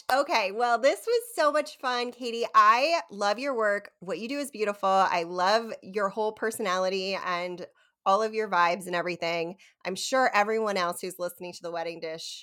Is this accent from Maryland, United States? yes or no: yes; Havre de Grace, Maryland, United States; I grew up in Havity Grace, Maryland